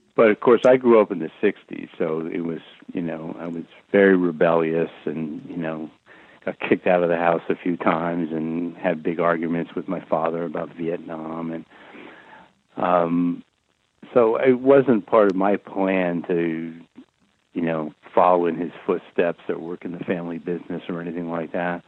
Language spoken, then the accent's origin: English; Fairfield County, Connecticut, United States; I grew up in Fairfield County, Connecticut